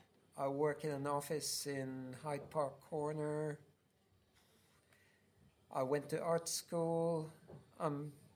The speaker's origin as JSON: {"language": "English", "country": "Philippines", "tie": "born or raised there", "moved": "yes", "said": "I was born in the Philippines, actually."}